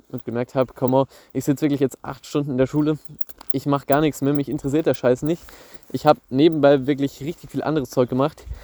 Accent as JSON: {"language": "German", "region": "Bavaria", "country": "Germany", "said": "Bei uns in Bayern ist es so, dass du auch noch ein Praktikum machen musst in der FOS."}